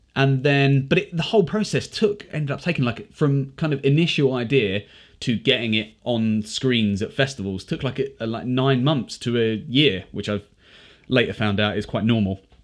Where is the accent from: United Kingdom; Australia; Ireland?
United Kingdom; as British people